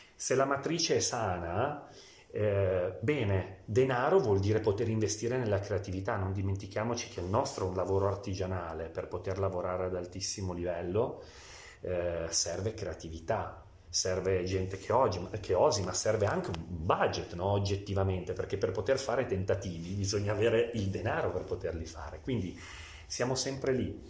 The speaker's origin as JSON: {"language": "Italian", "town": "Biella", "region": "Piedmont", "country": "Italy", "tie": "born or raised there", "said": "Io sono biellese, nato e cresciuto a Biella"}